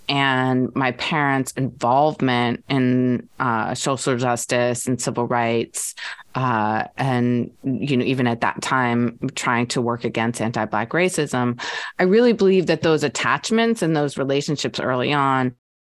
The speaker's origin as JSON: {"language": "English", "town": "Albion", "region": "Michigan", "country": "United States", "tie": "born there", "said": "I was born in Albion, Michigan. And so when I came into the world, my father worked for Corning, which was, he was an engineer, and he was transferred a lot."}